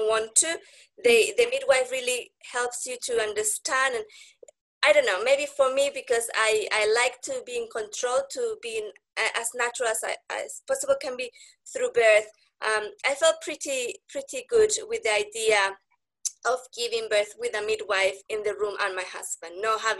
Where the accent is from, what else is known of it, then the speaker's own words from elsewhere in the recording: Spain; accent: Spanish; English is a second language; now in United Kingdom; I live in the UK, but I'm original from Spain. That's why you can still hear my beautiful Spanish accent